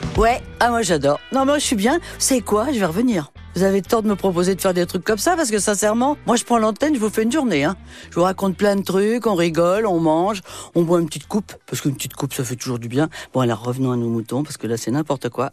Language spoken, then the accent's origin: French; France; moved away; also born or lived in New York, United States; quand on est français